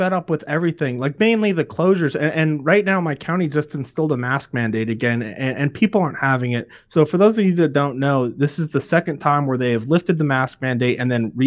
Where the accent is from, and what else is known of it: California, United States